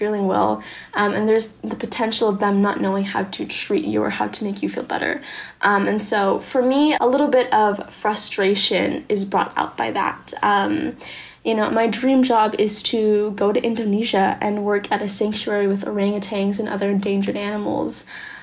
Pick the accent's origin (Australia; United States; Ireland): United States; San Diego, California; I'm from San Diego, California, and I'm 17 years old.